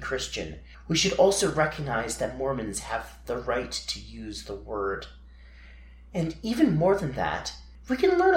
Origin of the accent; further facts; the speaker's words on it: Utah, United States; I'm from Utah